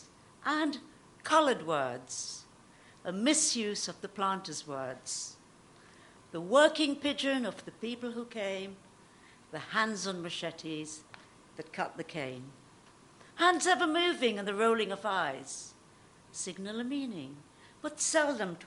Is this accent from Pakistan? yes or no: no; Trinidad & Tobago; moved away as an adult; I was born in the Caribbean, and I lived there for the first 17 years.